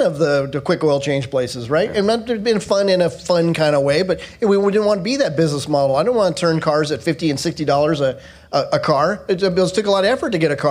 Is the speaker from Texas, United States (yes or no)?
no; Southern Orange County, California, United States; now in North Carolina, United States; I'm from California, born and raised in Southern Orange County